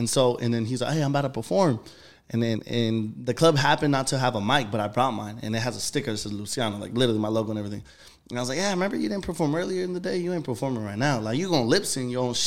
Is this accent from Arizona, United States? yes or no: yes; Phoenix, Arizona, United States; I'm from Phoenix, Arizona